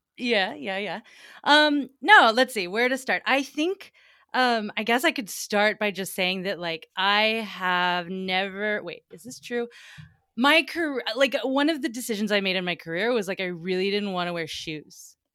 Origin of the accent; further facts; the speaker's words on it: Atlanta, Georgia, United States; moved away as an adult; also born or lived in New York City / Vermont; I'm from Atlanta, Georgia originally, and we had a big old magnolia tree out in my front yard